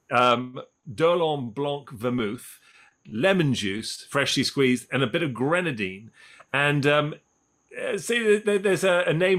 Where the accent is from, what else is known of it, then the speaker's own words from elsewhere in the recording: England, United Kingdom; also born or lived in Paris; I grew up, as Tom did, in the UK, in England